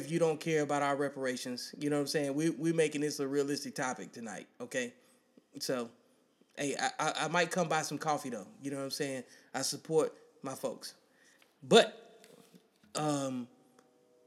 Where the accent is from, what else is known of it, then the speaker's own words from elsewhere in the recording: Birmingham, Alabama, United States; I'm from Birmingham, Alabama